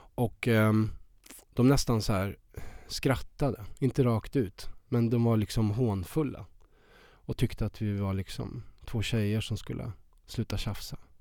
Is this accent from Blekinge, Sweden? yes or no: no; Värmland, Sweden; moved away as an adult; now in Stockholm, Sweden; så kommer jag från Värmland. Jag var 19 år